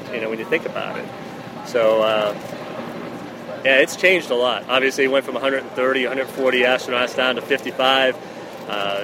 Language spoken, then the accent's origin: English; Boston, Massachusetts, United States; first language English; I grew up in Boston.